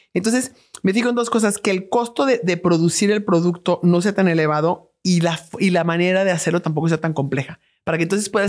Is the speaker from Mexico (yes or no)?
yes; Mexico; los mexicanos somos súper creativos, los mexicanos somos profundamente inteligentes